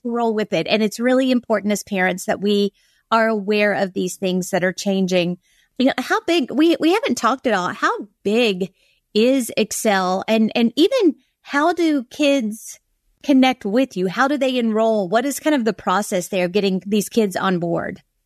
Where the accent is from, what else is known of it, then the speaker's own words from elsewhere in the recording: Kentucky, United States; I'm from Kentucky